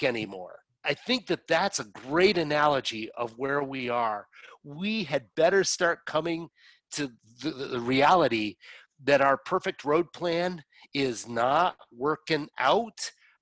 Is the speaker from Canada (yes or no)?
yes; Canada; moved away; I'm a Canadian, but I don't live in Canada